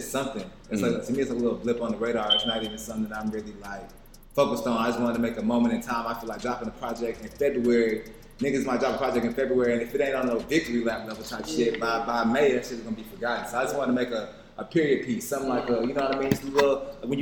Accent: Atlanta, Georgia, United States; I'm from Atlanta. I've been in Atlanta my whole life. Yeah. I'm from Henry County

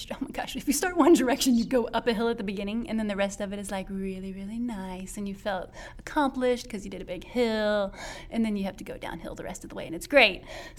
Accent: United States; accent: country; now in Louisville, United States; I'm from the country, if you can't tell by my accent.

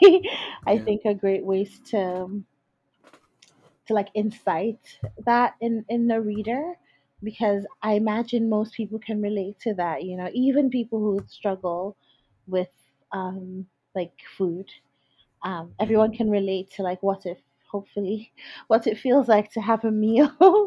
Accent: Lagos, Nigeria; moved away; I grew up in Lagos, and it genuinely is like a city of contradictions.

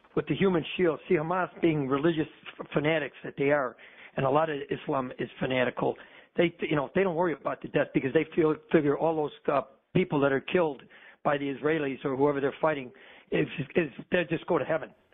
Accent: Maine, United States; I'm from Maine, man. It's been hard up here

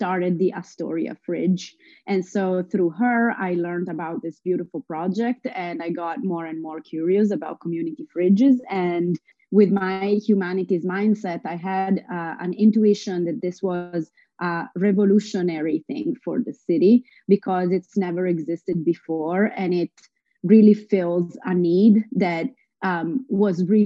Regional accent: Italy; moved away as an adult; now in New York, United States; I come from Italy. I'm half Italian and half Lebanese. I moved to New York in 2014

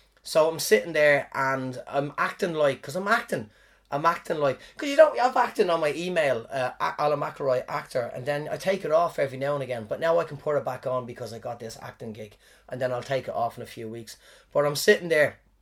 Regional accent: Ireland; now in New Zealand; when I was back in Ireland

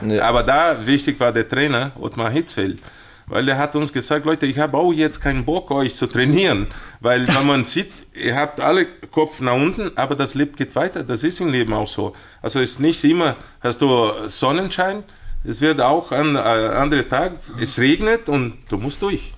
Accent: Brazil; German is a second language; moved away as an adult; now in Munich, Germany; bei uns in Brasilien

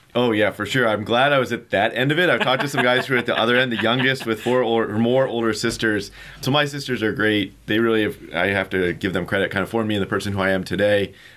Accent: Marion, Indiana, United States; I'm from Indiana originally. My hometown is Marion, Indiana

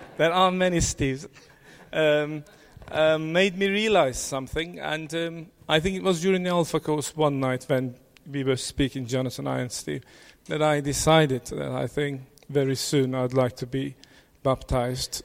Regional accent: Turkey; I was born in Turkey

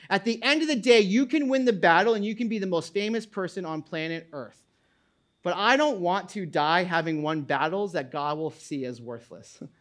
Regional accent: New England, United States; now in New Jersey, United States; I grew up in New England

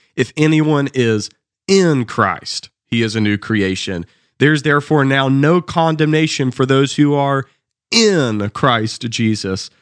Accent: the South, United States; accent: Southern

